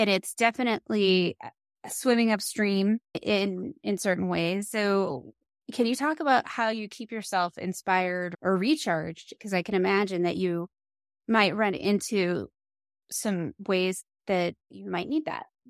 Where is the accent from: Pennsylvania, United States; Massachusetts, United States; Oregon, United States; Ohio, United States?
Pennsylvania, United States; near Three Mile Island; I grew up near Three Mile Island